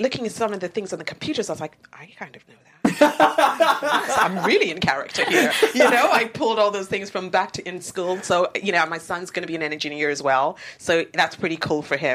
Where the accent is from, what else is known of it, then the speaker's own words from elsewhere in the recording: United Kingdom; also born or lived in Nigeria; now in United States; I'm actually Nigerian born, British grown, and American.